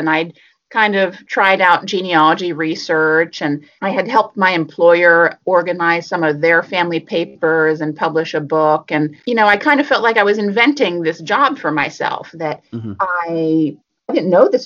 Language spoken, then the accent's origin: English; Philadelphia, Pennsylvania, United States; moved away as an adult; also born or lived in Boston; I was living in Boston, and I'm from Philadelphia.